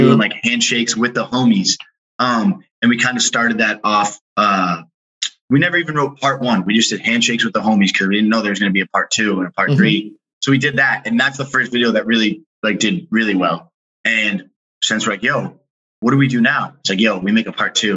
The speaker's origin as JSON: {"language": "English", "region": "Massachusetts", "country": "United States", "tie": "born or raised there", "also_born_or_lived": "Brussels, Belgium", "said": "then we came back and grew up East Coast, Massachusetts"}